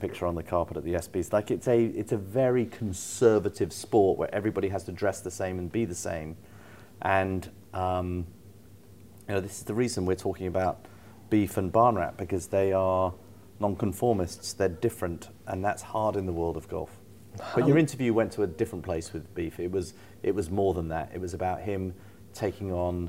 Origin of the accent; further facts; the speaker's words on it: United Kingdom; we're programmed as British people